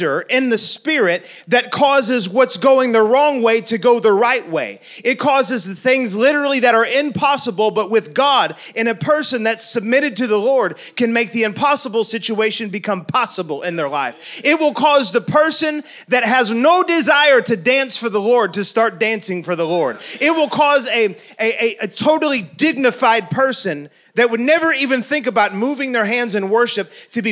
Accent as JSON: {"language": "English", "town": "St. Louis", "region": "Missouri", "country": "United States", "tie": "born or raised there", "said": "I was on my childhood street that I grew up in St. Louis. It was the place that I was born"}